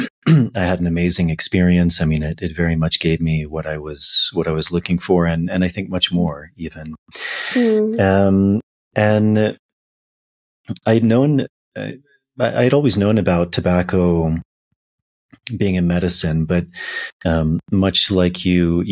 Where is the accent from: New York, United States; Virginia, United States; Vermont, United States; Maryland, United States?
Virginia, United States; I'm from the United States and I grew up in Virginia